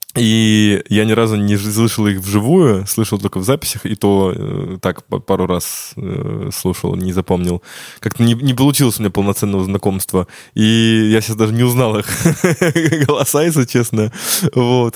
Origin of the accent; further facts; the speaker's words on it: Ryazan, Ryazan Oblast, Russia; moved away; я сам родом из города Рязани